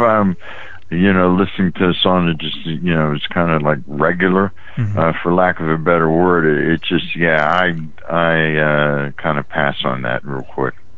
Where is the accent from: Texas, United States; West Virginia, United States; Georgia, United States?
West Virginia, United States; Weirton; moved away as an adult; also born or lived in Steubenville, Ohio / Pittsburgh area; now in Maryland, United States; I grew up in West Virginia